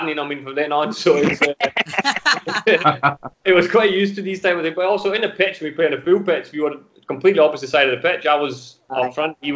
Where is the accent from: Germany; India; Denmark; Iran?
Denmark; English is a second language; moved away as an adult; also born or lived in Glasgow